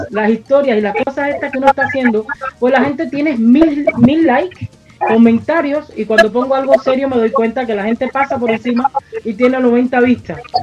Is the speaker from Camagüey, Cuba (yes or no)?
yes; Camagüey, Cuba; moved away; soy oriunda de Camagüey, eh, de una linda ciudad de, Cuba